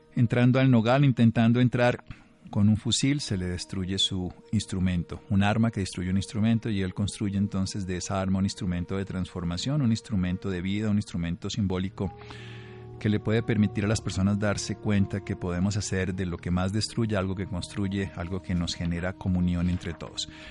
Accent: Colombia; como colectividad que somos los colombianos

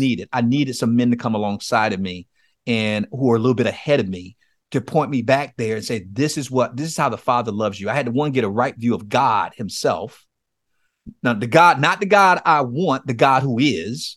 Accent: Miami, Florida, United States; I grew up in Miami, Florida, in a place called Liberty City.

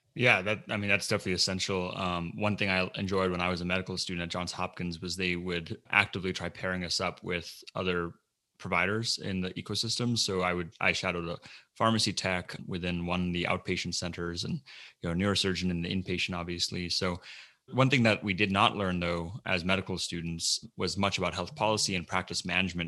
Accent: Melbourne, Florida, United States; I grew up in Melbourne, Florida

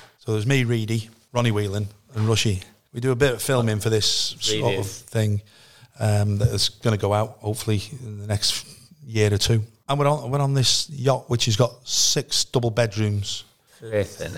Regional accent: Connah's Quay, Wales, United Kingdom; I'm from Connorskey. I'm living in Connorskey

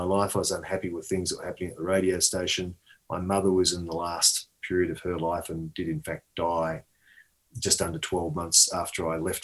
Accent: Australia; I was born in Australia, but my ancestral roots going back 1,000 years, no joke, going back 1,000 years, Yorkshire.

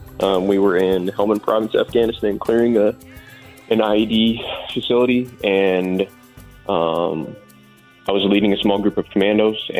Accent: Tucson, Arizona, United States; moved away as an adult; I was born and raised in Tucson, Arizona

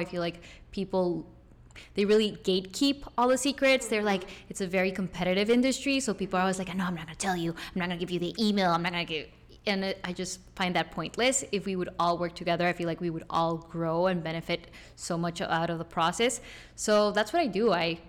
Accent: Costa Rica; I was born and raised in Costa Rica.

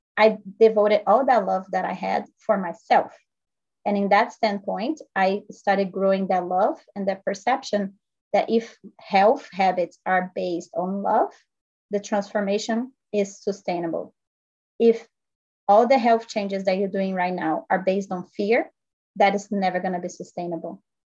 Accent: Brazil; now in United States; I'm actually originally from Brazil. I grew up playing tennis.

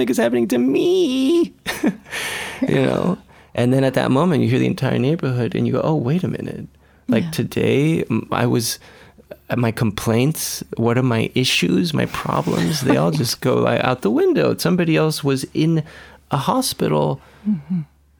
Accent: Caracas, Capital District, Venezuela; also born or lived in East Los Angeles; now in Los Angeles, United States; I grew up in Venezuela, in Caracas, Venezuela

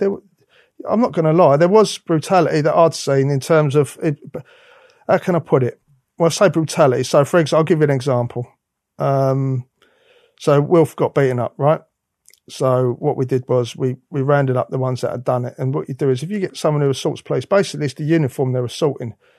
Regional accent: London, United Kingdom; I'm from the East End of London.

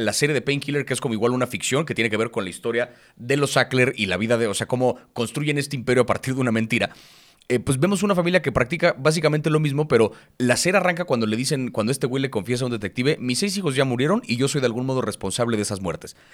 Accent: Mexico

